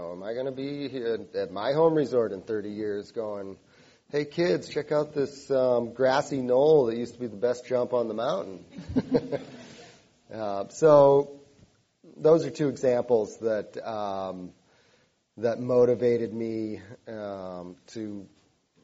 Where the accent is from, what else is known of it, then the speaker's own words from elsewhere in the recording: Cape Cod, Massachusetts, United States; growing up on Cape Cod